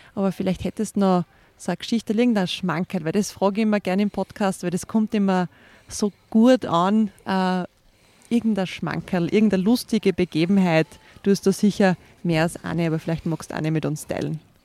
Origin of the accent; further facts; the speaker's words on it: Styria, Austria; also born or lived in Carinthia; Als gebürtige Kärntnerin, die allerdings in der Steiermark aufgewachsen ist